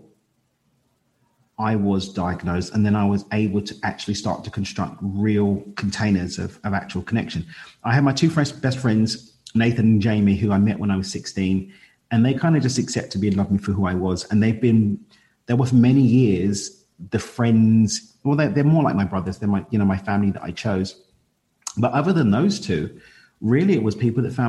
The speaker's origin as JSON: {"language": "English", "area": "East London, Essex", "region": "East of England", "country": "United Kingdom", "tie": "born or raised there", "said": "we're from East London. We moved out to Essex, which is the county to the east of London"}